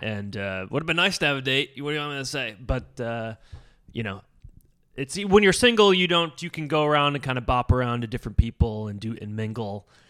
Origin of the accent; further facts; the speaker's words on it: Endicott, New York, United States; my hometown, like, Endicott, Bin, Binghamton area, but I'm, like, the suburbs of Binghamton